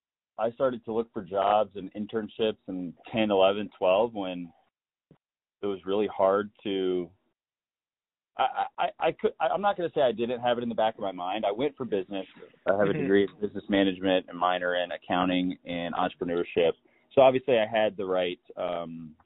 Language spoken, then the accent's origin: English; Raleigh, North Carolina, United States; from Raleigh, North Carolina